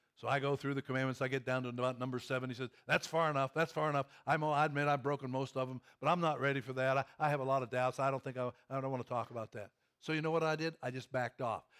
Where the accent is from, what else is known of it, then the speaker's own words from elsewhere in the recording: Pennsylvania, United States; also born or lived in Kentucky; now in Louisville, United States; I grew up in Pennsylvania on the farm